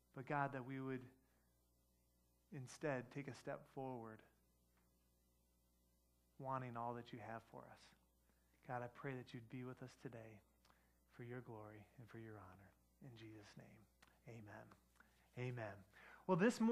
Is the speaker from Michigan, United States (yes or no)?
yes; Detroit, Michigan, United States; I grew up in Detroit